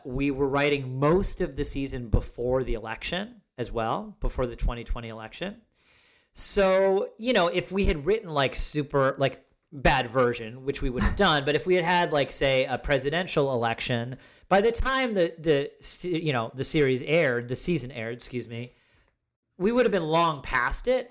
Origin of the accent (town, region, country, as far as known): Ithaca, New York, United States; born or raised there